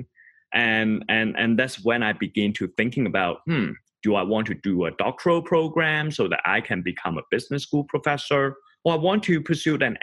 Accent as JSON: {"language": "English", "country": "Hong Kong", "tie": "born or raised there", "also_born_or_lived": "Boston / New York", "moved": "as an adult", "lives_now": "Lausanne, Switzerland", "said": "I grew up in Hong Kong and study in Boston and live in New York before moving to the little town called Lausanne in Switzerland."}